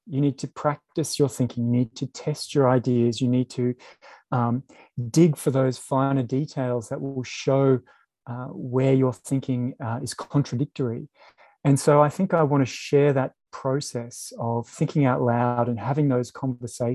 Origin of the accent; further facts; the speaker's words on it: Brisbane, Queensland, Australia; I grew up in Brisbane